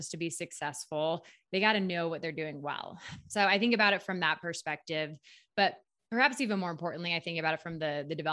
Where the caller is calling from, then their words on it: Steamboat Springs, Colorado, United States; I am in Steamboat Springs, Colorado. It's about three hours west of Denver, small mountain town.